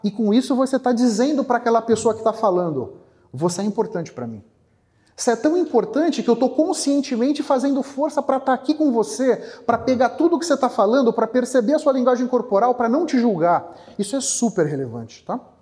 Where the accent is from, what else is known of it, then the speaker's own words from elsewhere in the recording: São Paulo, Brazil; also born or lived in Bahia; eu nasci na Bahia, fui criado aqui em São Paulo.